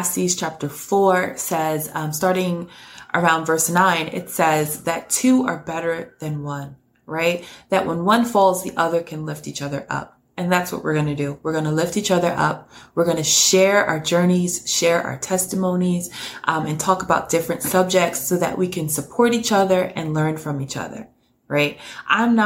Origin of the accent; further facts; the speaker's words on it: New York City, New York, United States; born and raised in New York City, currently live right outside of New York